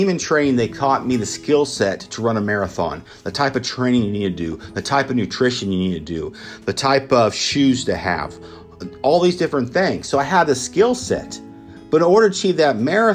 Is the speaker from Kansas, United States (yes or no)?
yes; Emporia, Kansas, United States; my hometown in Emporia, Kansas